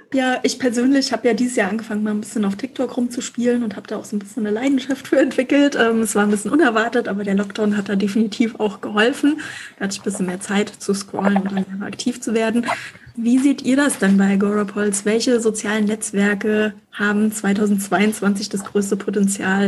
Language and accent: German; Mainz, Rhineland-Palatinate, Germany; bei uns in Mainz